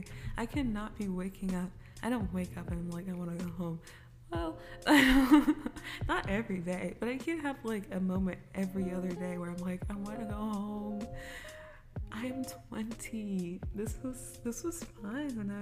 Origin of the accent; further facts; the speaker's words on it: Kansas, United States; moved away as an adult; now in Los Angeles, United States; I'm from Kansas, bro. I'm from the suburbs of Kansas